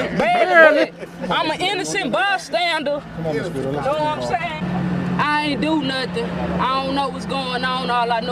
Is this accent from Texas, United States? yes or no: yes; Port Arthur, Texas, United States; I'm from Port Arthur, Texas